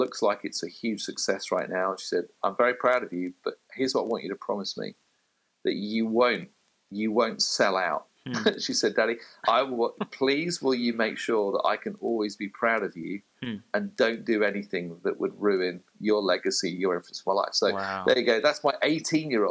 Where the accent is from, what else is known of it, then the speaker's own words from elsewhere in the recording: United Kingdom; as a Brit